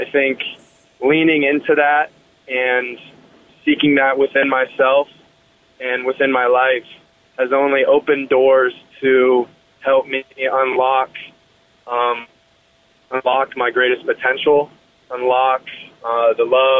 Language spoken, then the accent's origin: English; Colorado Springs, Colorado, United States; I grew up in Colorado Springs, up north